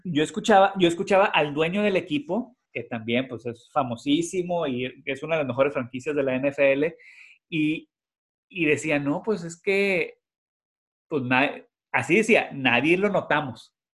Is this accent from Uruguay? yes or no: no; Monterrey, Nuevo León, Mexico; now in Houston, United States; nosotros somos de Monterrey